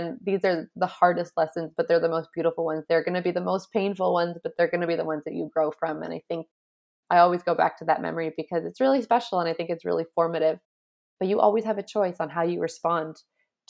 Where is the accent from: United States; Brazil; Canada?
Canada; I was coming from Canada. And we were the Canadian champs